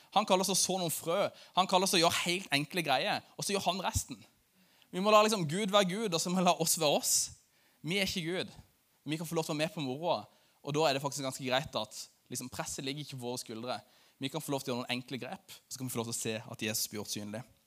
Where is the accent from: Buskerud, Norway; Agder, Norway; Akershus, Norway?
Agder, Norway; Lyngdal; i Lyngdal, der jeg kommer fra